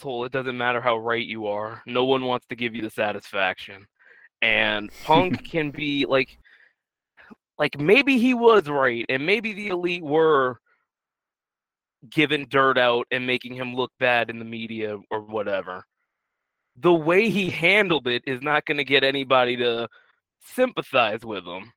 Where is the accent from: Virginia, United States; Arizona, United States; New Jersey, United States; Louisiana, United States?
Louisiana, United States; New Orleans; I grew up in New Orleans